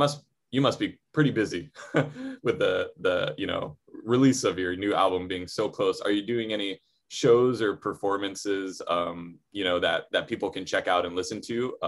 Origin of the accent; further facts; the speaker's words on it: Waialua, Hawaii, United States; now in Honolulu, United States; I'm from Oahu. I'm from the North Shore. I grew up in in Wailua, actually. So it's funny. I live in town now, and it's like, I remember when I moved into town, you know, Wailua, it's like, there's like one road and it's 35 miles an hour.